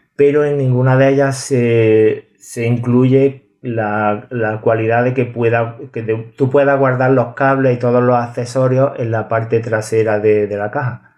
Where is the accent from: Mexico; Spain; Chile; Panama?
Spain; a village in Córdoba province, Andalusia; en Córdoba una de ellas. Así que eh, mi pueblo